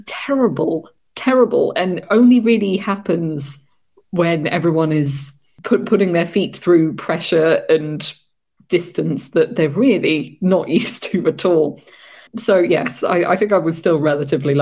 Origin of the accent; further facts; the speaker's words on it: United Kingdom; I was going to be the only sort of British girl staying there that night